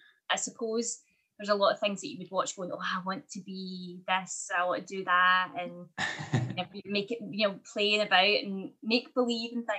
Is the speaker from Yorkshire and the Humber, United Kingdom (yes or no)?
no; later Hamilton, Scotland, United Kingdom; I actually grew up, a lot of my childhood was spent in a very, very small village where there was like 70 kids in our primary school